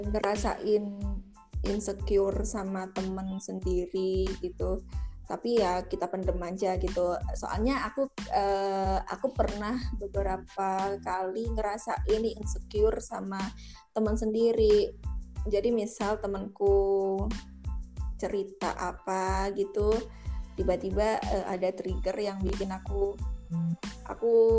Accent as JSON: {"language": "Indonesian", "town": "Malang", "region": "East Java", "country": "Indonesia", "moved": "as an adult", "lives_now": "Jakarta, Indonesia", "said": "kita dari SM, SMK kan di Malang"}